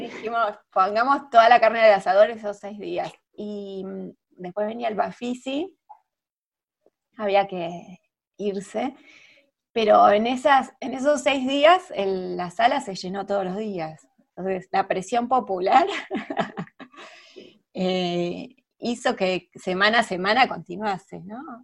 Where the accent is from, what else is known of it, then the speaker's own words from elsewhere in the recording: Argentina; nuestra historia como argentina